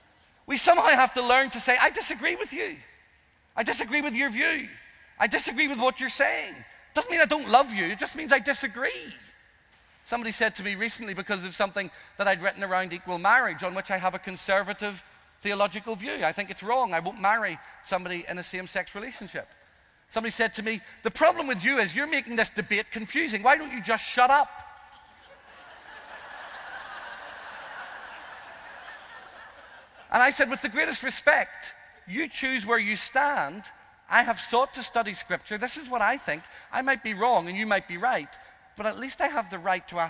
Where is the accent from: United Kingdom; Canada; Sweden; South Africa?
United Kingdom; Northern Ireland; I'm Irish. I'm the youngest of five.